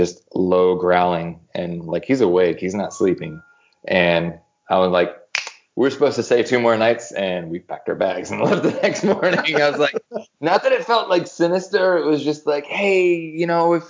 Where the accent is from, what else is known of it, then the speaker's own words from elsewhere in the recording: Philadelphia, Pennsylvania, United States; now in Atlanta, United States; growing up in Philly, I played in punk bands